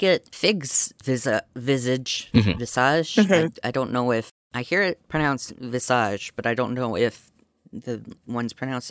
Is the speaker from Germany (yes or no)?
no; Canada; Speaking as a Canadian.